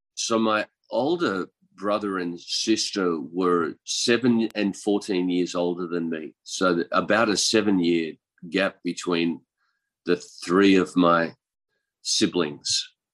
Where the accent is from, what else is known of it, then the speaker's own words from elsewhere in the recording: east coast of Australia, Australia; I'm from Australia, and um, I was born in the country in uh, the on the east coast of Australia